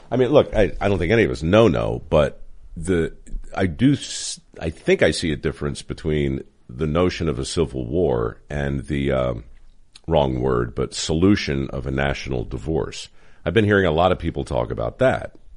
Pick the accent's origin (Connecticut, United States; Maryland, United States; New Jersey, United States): Maryland, United States; Baltimore; moved away; I grew up in Baltimore